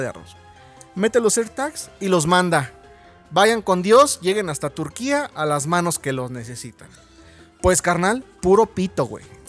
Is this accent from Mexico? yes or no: yes; Mexico; somos muy cabrones mexicanos